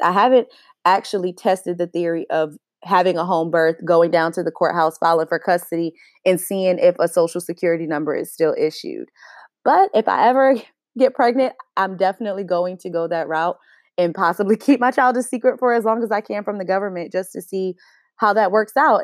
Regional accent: United States; as American citizens

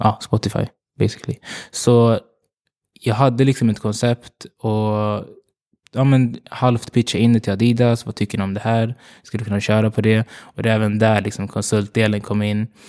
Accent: Uganda; now in Sweden; jag kommer från Uganda

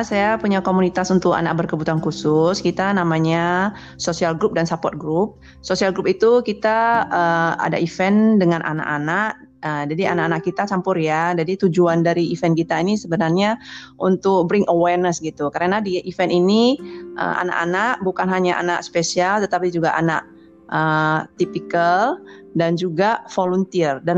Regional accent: Binjai, North Sumatra, Indonesia; saya dari Kota Binjai, satu kota di Sumatera Utara.

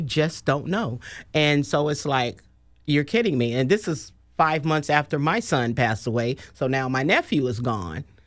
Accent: Oakland, California, United States; now in Sacramento, United States; was born and raised in Oakland

